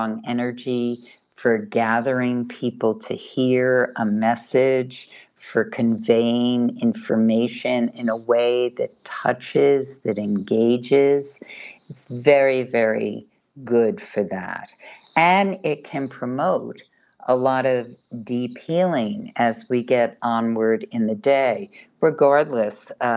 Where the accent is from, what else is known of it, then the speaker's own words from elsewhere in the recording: New York, United States; moved away; being a New Yorker is a special day. Even though I don't live in New York anymore